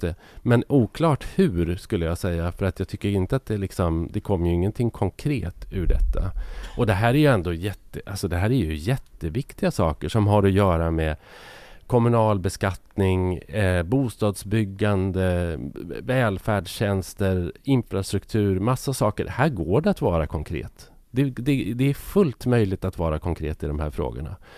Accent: Sweden; vi som är ja, men lite äldre, om man är uppvuxen i Sverige under 50, 60, 70, till och med 80-tal

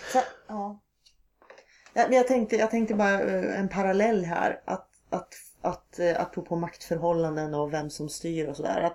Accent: Norrland inland, Sweden; moved away; på något sätt är det här barndom för mig

